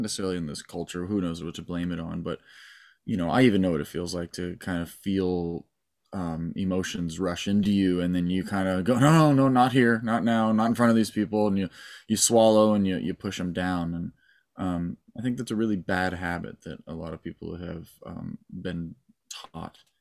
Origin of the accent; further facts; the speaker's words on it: Malibu, California, United States; I was born in Malibu and raised in Malibu